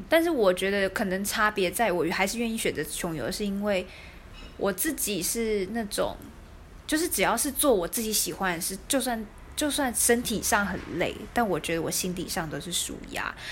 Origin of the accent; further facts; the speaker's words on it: Taiwan; 我从台湾来